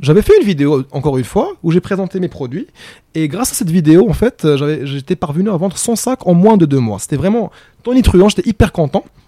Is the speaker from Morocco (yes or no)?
yes; Morocco; also born or lived in Egypt; je suis marocain